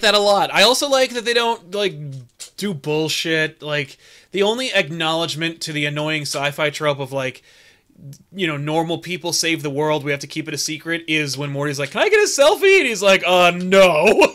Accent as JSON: {"language": "English", "country": "United States", "said": "As an American"}